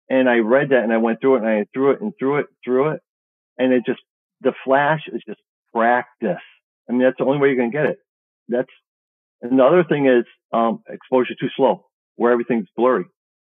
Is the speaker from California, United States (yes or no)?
no; Chicago, Illinois, United States; I'm from Chicago, and it's just great.